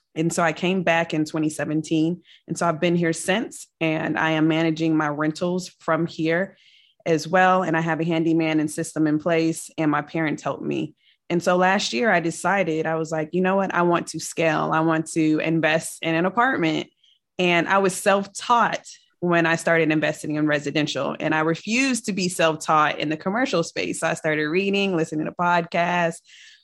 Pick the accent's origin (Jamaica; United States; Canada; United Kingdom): United States; Richmond, Virginia; also born or lived in Germany / Kentucky / Colorado / California; I am from the Richmond, Virginia area. However, my father was in the military, so I have lived all over the world. And I'm so happy to say that I'm a military brat. And so I was born in Germany.